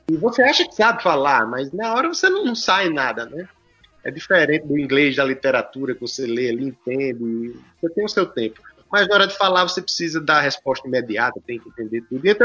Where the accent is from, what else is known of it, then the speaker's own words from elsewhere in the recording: Currais Novos, Rio Grande do Norte, Brazil; now in Brasília, Brazil; Eu saí de Corrais Novos e fui para Brasília. Nos conhecemos em Brasília e você voltou para o Rio Grande do Norte, eu continuei.